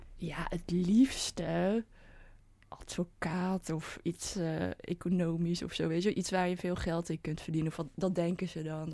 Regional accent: 's-Hertogenbosch, North Brabant, Netherlands; ik kom uit Den Bosch. En ehm, ik, ben, ik ben in een witte omgeving ben ik opgegroeid

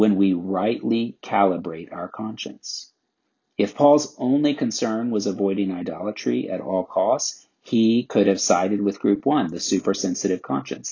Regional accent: the South, United States; I grew up in the South

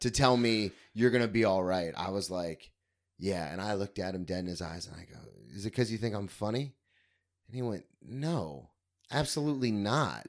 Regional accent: Florida, United States; also born or lived in Ohio; I grew up in Florida

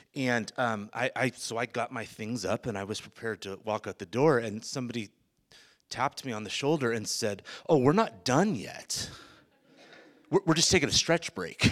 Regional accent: Bay Area, California, United States; now in South Africa; born and raised in the Bay Area

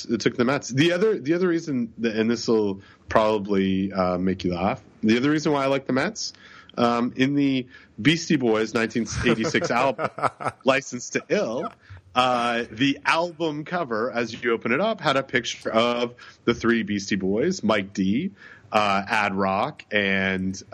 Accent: Toronto, Ontario, Canada; the great city of Toronto, my hometown

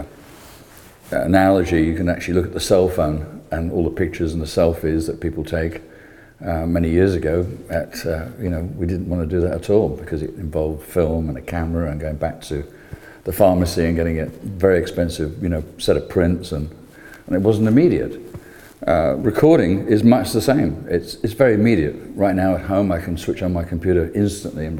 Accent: London, United Kingdom; moved away as an adult; now in Clearwater, United States; I'm this British bearded emigre from from Britain, from London, principally. I'm here now in Clearwater.

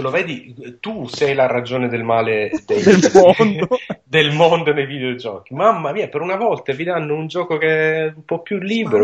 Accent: Sicily, Italy; sono siciliano

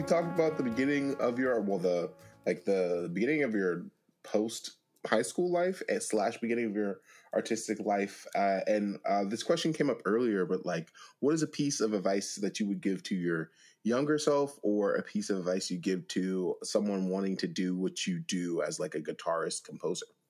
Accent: Beaver County, Pennsylvania, United States; I'm from Beaver County, Pennsylvania.

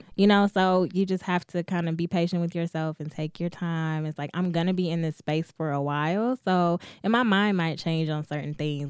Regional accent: Detroit, Michigan, United States; in Detroit, it's just, I've grown up here my whole life, lived here, like, went through D P S, preschool through twelfth grade

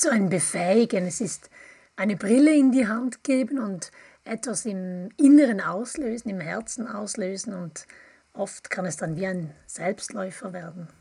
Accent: Appenzell, Switzerland; now in Bern, Switzerland; Ich komme auch aus der Ostschweiz, aus dem Appenzellerland. Ich lebe aber schon mehr als die Hälfte meines Lebens in, im Großraum

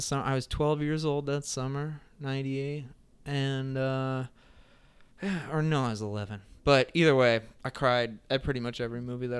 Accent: New Jersey, United States; I grew up in New Jersey, but I never really liked football

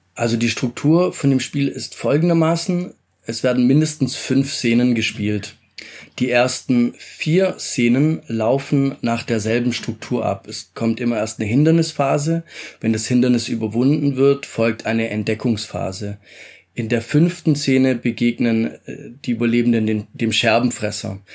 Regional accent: Stuttgart, Baden-Württemberg, Germany; also born or lived in Italy; Ich komme ursprünglich aus Italien, aufgewachsen bin ich in schönen Stuttgart.

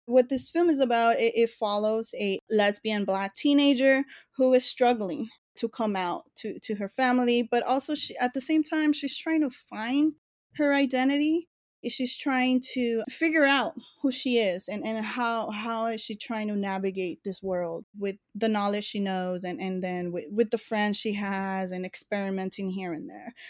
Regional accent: Los Angeles, California, United States; born and raised in East L

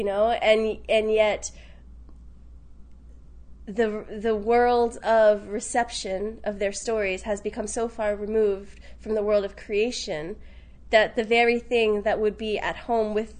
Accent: Richmond, Virginia, United States; born or raised there; now in New York, United States

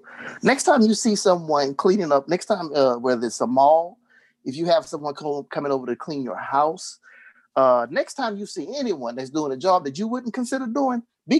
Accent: Texas, United States; accent: Texas; because of my Texas accent

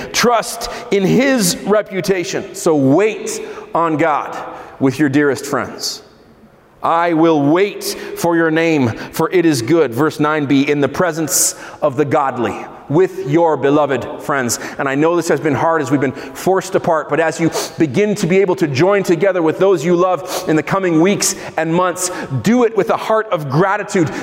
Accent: Israel; I grew up in Israel

